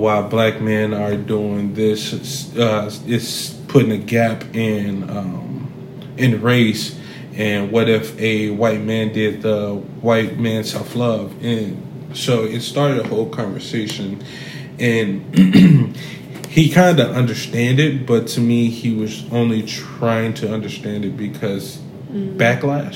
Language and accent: English; Chicago, Illinois, United States; I'm from Chicago, South Side of Chicago, Inglewood area. So I grew up saggy pants